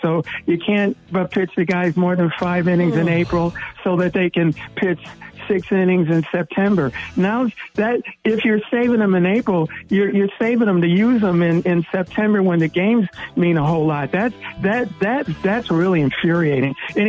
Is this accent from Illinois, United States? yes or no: yes; Chicago, Illinois, United States; when I grew up in Chicago, and, you know, when the Cubs last won their pennant in 45, and I was 15 years old